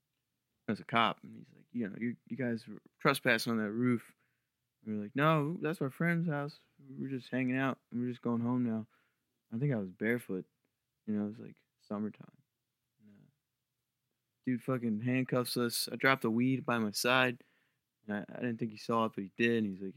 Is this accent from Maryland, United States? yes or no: yes; Maryland, United States; Well, I grew up down in Eastern Shore, Maryland.